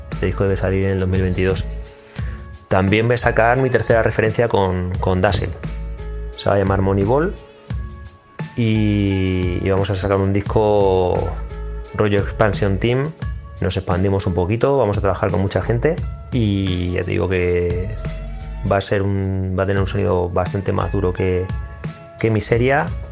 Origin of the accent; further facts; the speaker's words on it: Puertollano, Castilla-La Mancha, Spain; soy independiente underground de Puerto Llano, al que represento y estoy súper orgulloso de pertenecer